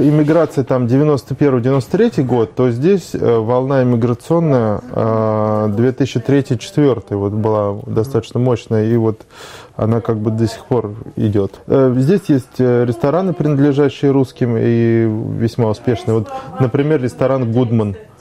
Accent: Moscow, Russia; also born or lived in Saint Petersburg; я э, родился в Москве в 1974 году. Нет, формально я появился на свет в Санкт-Петербурге

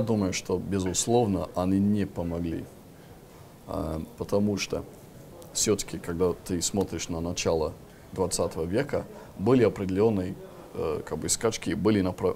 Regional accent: Lancaster, North West England, United Kingdom; Russian is a second language; now in Russia; я как раз вырос в городе Ланкастер, маленький очень городок

